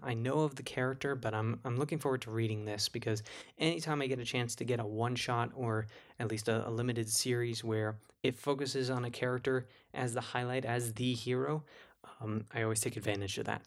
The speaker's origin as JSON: {"language": "English", "region": "New Jersey", "country": "United States", "tie": "born or raised there", "said": "New Jersey, my hometown"}